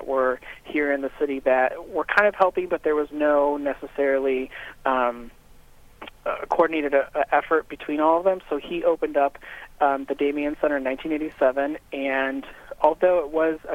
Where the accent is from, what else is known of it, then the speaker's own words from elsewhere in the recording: Northwest Indiana, United States; also born or lived in Chicago, Illinois; I grew up in Northwest Indiana, so I'm a region rat